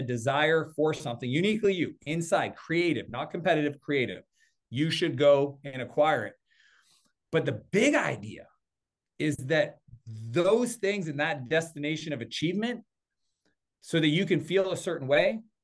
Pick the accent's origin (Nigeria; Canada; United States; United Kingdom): Canada; East Coast of Canada, Atlantic Canada; I'm Canadian, well, I grew up on the East Coast